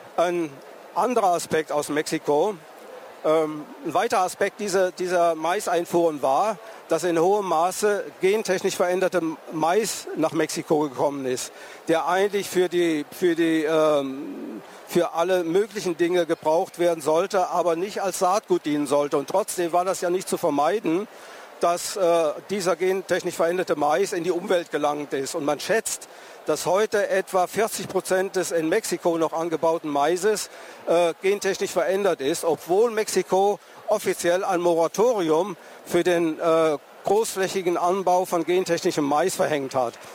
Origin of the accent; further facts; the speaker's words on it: near Tübingen, Baden-Württemberg, Germany; ich bin aus der Nähe von Tübingen zu Hause